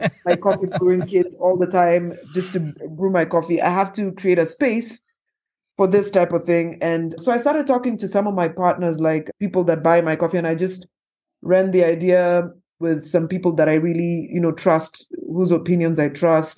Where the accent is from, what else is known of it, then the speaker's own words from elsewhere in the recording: Kenya; as a Kenyan entrepreneur, as a woman